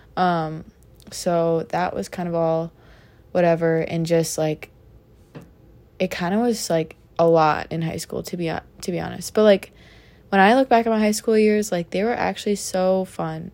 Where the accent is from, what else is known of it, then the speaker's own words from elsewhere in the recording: Minnesota, United States; in my home state of the great state of Minnesota